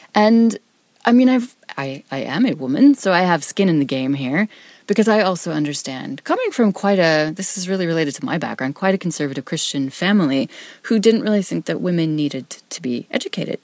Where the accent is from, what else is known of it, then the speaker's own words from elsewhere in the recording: Wyoming, United States; I'm from Wyoming, which is a state, number one, most people have never heard of.